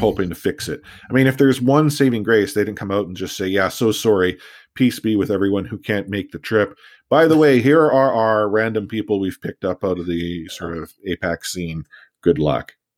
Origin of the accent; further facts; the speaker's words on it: Canada; we're Canadian